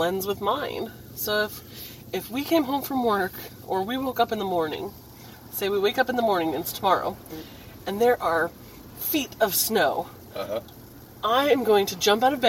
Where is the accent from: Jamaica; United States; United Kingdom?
United States; Southern California; I come from California